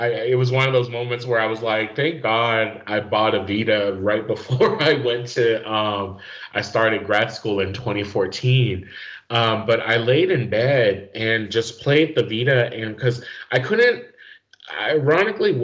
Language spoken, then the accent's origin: English; New Mexico, United States; moved away as an adult; also born or lived in Indiana; New Mexico, my home state